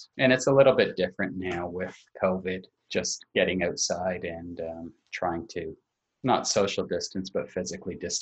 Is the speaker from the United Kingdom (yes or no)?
no; Canada; moved away as an adult; also born or lived in New Jersey; I'm a Canadian and I was working down in New York